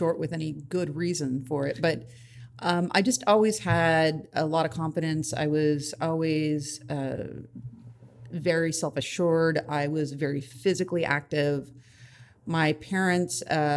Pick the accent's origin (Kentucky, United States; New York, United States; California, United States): California, United States; Los Angeles; I actually grew up in the San Fernando Valley. It's a suburb